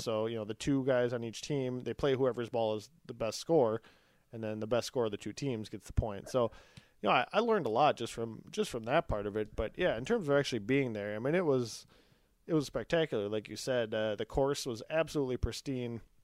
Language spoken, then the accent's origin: English; Eden Prairie, Minnesota, United States; where Todd and I grew up in Eden Prairie